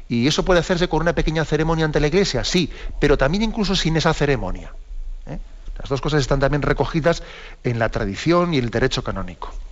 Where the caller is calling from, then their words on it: Madrid, Community of Madrid, Spain; de Madrid.